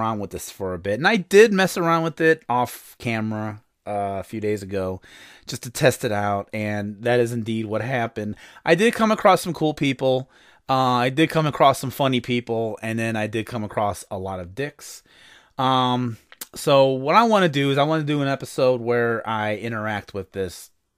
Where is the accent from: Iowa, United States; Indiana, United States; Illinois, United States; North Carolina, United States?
Indiana, United States; I am from Indiana, which is in the United States